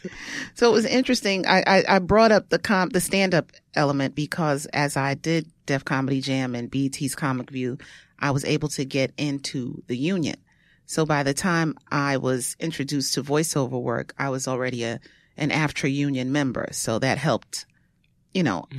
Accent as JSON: {"language": "English", "town": "New York City", "region": "New York", "country": "United States", "tie": "born or raised there", "said": "I am from Brooklyn, born in Bed-Stuy, raised in Bushwick, lived all over the place, East New York, Crown Heights"}